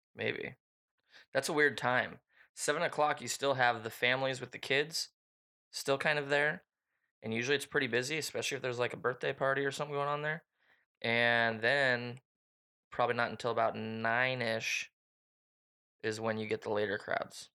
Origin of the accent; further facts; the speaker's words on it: Washington, United States; we are from the Pacific Northwest up in the great Washington state.